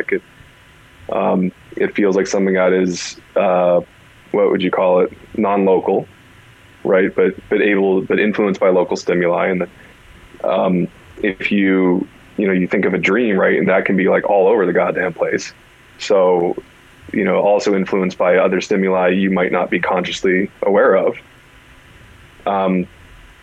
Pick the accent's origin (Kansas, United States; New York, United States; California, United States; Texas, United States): California, United States; Growing up in California was like, all right, there's a bunch of somewhat kooky people